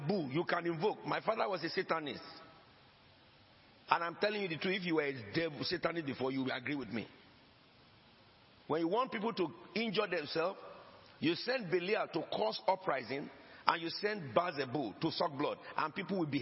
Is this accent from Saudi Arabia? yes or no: no; Nigeria; moved away; I came from Nigeria. My grandfather came from Sierra Leone.